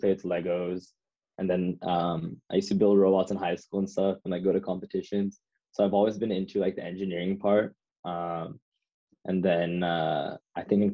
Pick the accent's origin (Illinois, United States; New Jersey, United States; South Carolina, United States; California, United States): California, United States; Folsom; moved away as an adult; now in San Francisco, United States; I'm from Folsom, next to Sacramento.